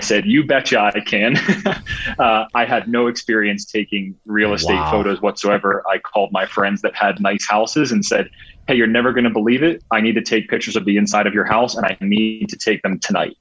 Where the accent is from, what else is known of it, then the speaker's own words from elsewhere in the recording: Pittsburgh, Pennsylvania, United States; now in Boulder, United States; That's where I'm from. Grew up, born and raised in Pittsburgh.